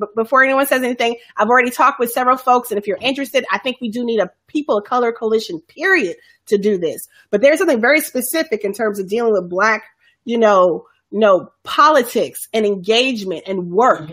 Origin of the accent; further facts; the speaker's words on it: Chicago, Illinois, United States; folks I knew from growing up in Chicago